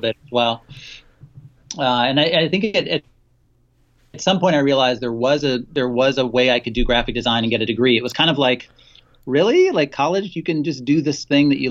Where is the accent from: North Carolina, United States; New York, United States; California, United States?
North Carolina, United States; I'm from North Carolina, and I went to a small kind of country private school